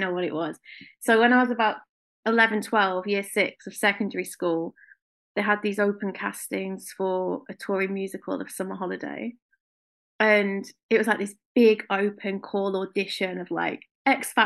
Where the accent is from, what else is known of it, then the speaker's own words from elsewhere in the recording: Blackpool, North West England, United Kingdom; also born or lived in South London; now in London, United Kingdom; Absolutely loved it growing up in Blackpool